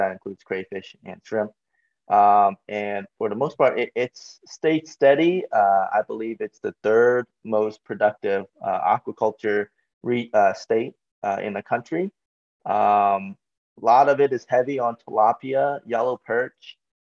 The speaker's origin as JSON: {"language": "English", "region": "Ohio", "country": "United States", "tie": "born or raised there", "also_born_or_lived": "Baltimore, Maryland", "said": "We're originally from Ohio. I was born in Ohio"}